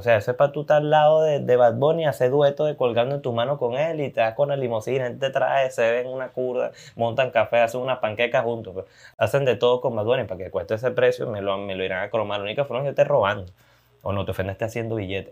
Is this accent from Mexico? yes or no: no; Maracay, Aragua, Venezuela; Maracay, lamentablemente, mi ciudad, mi ciudad natal, de donde me gusta, de donde soy